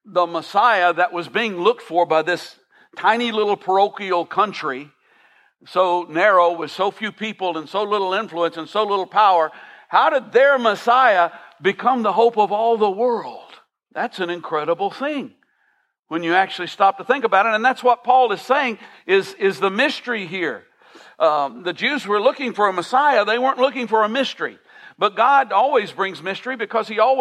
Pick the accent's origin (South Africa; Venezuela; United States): United States; Millersville; I grew up in Millersville